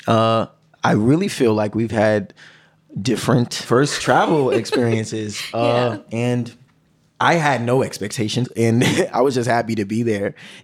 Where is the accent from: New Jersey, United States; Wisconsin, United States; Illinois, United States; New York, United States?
New York, United States; New York City; I'm from the Bronx